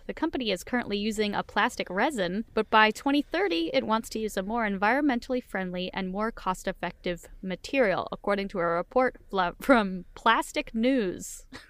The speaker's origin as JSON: {"language": "English", "town": "Southington", "region": "Connecticut", "country": "United States", "tie": "born or raised there", "moved": "yes", "said": "My hometown of Southington, Connecticut is famous for their apple fritters"}